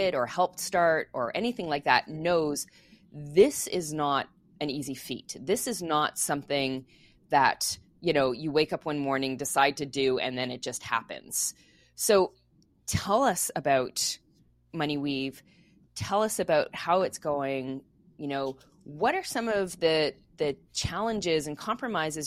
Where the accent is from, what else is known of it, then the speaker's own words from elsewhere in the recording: Quebec, Canada; moved away; I grew up in Quebec, so I speaking French and English, so I mix my idioms all the time.